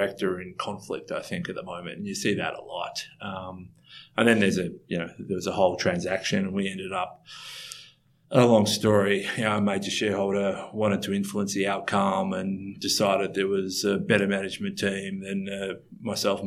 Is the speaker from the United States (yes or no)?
no; Australia; we're from Australia.